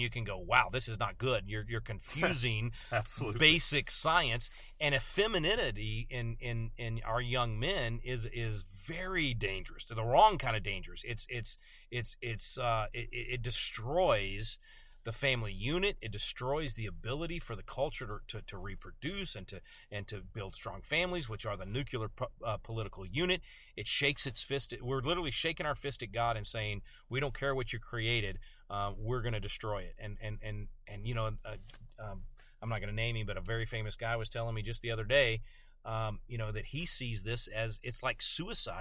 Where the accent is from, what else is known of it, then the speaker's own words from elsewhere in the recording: Texas, United States; I'm a Texan